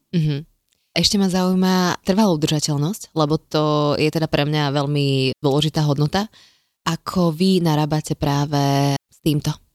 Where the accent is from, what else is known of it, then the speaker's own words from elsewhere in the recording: Žilina, Žilina Region, Slovakia; Všetci sme zo Žiliny